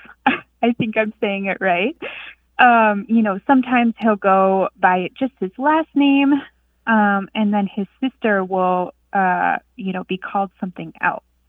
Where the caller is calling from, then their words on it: Marquette, Michigan, United States; I'm calling from Marquette, Michigan.